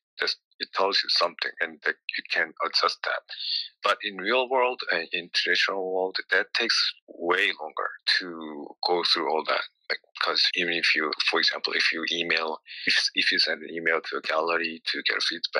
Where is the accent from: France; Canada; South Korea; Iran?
South Korea; I was trained as a musician growing up in Korea